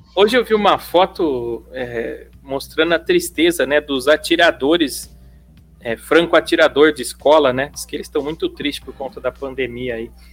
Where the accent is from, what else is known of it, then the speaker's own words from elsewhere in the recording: São Paulo, Brazil; Eu sou de São Paulo, meu. Moro em São Paulo.